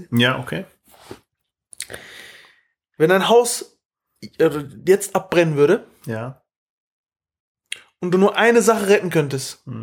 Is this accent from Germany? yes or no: yes; Hamburg, Germany; nee, das mache ich nicht doppel bin Hamburger.